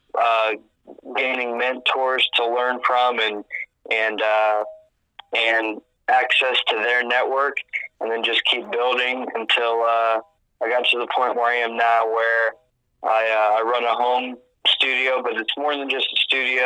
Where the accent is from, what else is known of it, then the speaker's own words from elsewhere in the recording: Ohio, United States; I grew up in Ohio